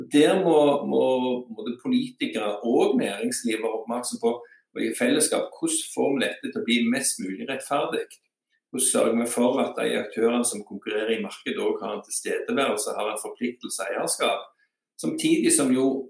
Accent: Bryne, Rogaland, Norway; also born or lived in Birmingham, Alabama; da jeg vokste opp på Bryne, eh, på bensinstasjonen i Storgata, da kjente alle hverandre

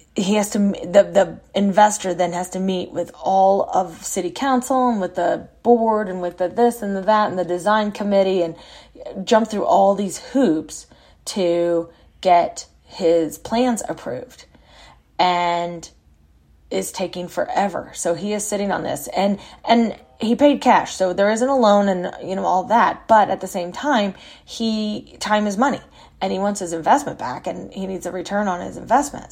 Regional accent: San Antonio, Texas, United States; moved away; our original house, that I grew up in sits on Corona Street

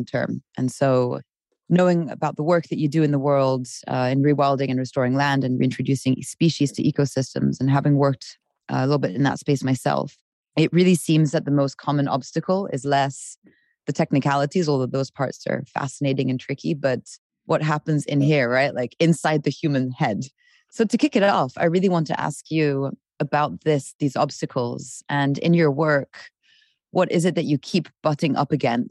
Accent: Switzerland; I'm from Switzerland

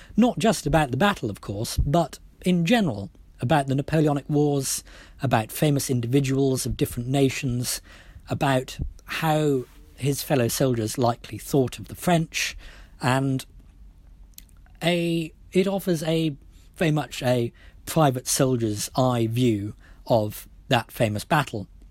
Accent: Wales, United Kingdom; I speak as a Welshman by birth

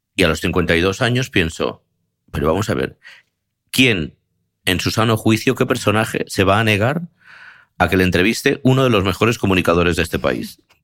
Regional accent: Spain; soy de España

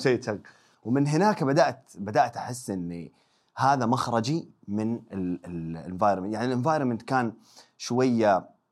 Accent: Mecca, Makkah Province, Saudi Arabia; moved away as an adult; ولدت وتربيت في مكه 18 سنه

